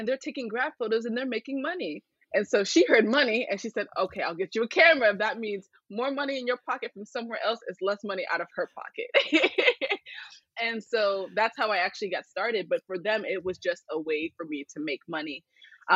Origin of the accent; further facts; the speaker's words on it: Phoenix, Arizona, United States; I was born here in Phoenix, Arizona